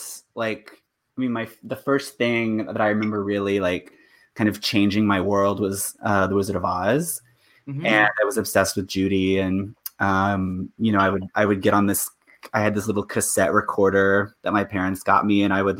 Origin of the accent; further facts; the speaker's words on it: Guthrie, Oklahoma, United States; moved away; I'm from Guthrie, Oklahoma